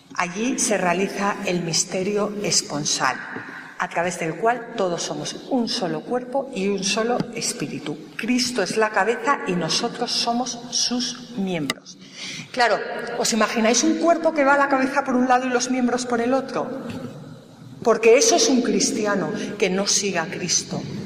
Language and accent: Spanish; Galicia, Spain; now in Madrid, Spain; soy gallega